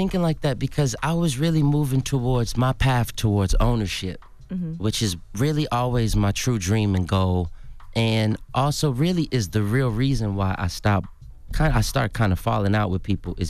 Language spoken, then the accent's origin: English; Atlanta, Georgia, United States; also born or lived in New Orleans; Take me, I'm from Atlanta, Georgia, born in New Orleans.